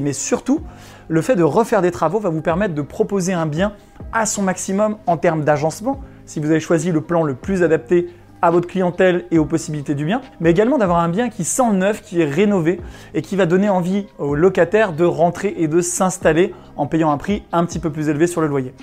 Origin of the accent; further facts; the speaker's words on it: Chambéry, Auvergne-Rhône-Alpes, France; c'est la ville dont je suis originaire, la ville de Chambéry en Savoie, dans l'est de la France.